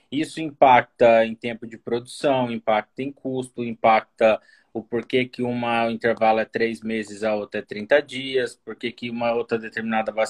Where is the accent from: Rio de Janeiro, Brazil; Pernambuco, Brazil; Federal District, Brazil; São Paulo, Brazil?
São Paulo, Brazil; moved away as an adult; now in Brasília, Brazil; São Paulo, moro aqui em Brasília há sete anos.